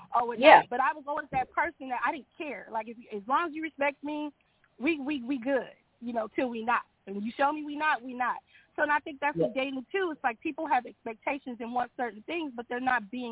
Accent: New York, United States; now in California, United States; I was born in New York.

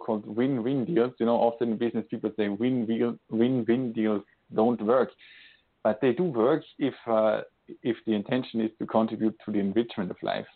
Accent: Austria; now in Switzerland; I'm today calling from Switzerland, Europe, and born in Austria

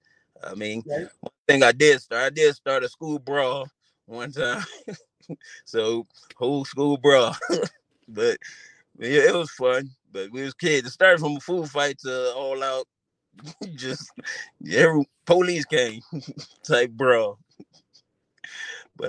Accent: Philadelphia, Pennsylvania, United States; moved away as an adult; growing up in Philly with my family, my friends, and everyone

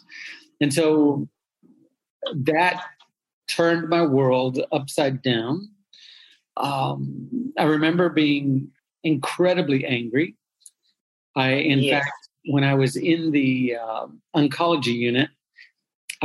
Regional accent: Dallas, Texas, United States; I was born and raised in and around Dallas, Texas

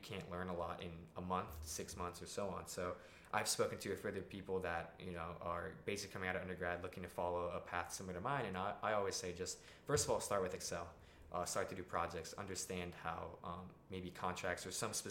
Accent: South Florida, United States; moved away; I'm from South Florida. My whole family lives there.

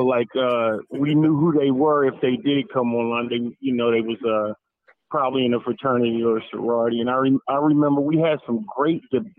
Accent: Philadelphia, Pennsylvania, United States; moved away as an adult; now in Richmond, United States; I'm originally from Philadelphia, Pennsylvania. I now live in Richmond, Virginia, and taught in Philly for 10 years.

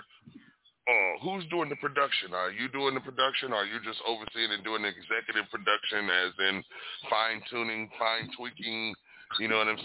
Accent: Detroit, Michigan, United States; I'm an East Coast motherfucker. I come from Detroit

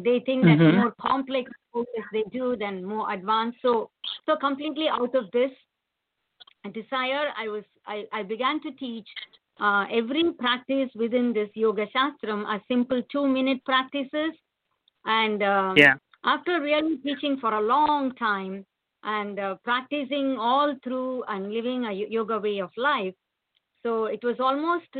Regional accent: India; moved away as an adult; now in United States; I worked for some years in my home country, which is India, but rightly called Bharatam. And then I got a software job, came to United States

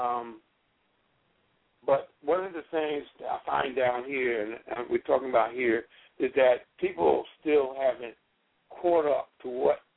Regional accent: New York City, New York, United States; I was born in Harlem, New York, 1944. I was raised and I went to public school in Harlem, PS 157

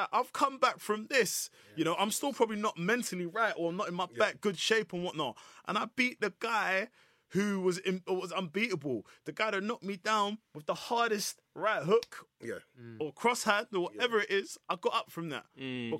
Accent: Nigeria; I'm Nigerian. Obviously, shout out my all my people.

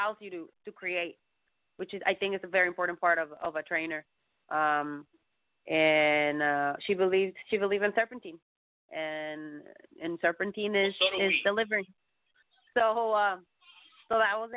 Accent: Mexico; I'm from Mexico

